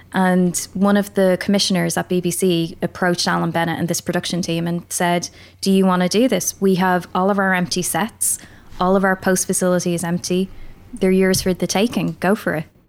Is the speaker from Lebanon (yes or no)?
no; Ireland; accent: Irish; moved away as an adult; also born or lived in England; now in United Kingdom; I'm Irish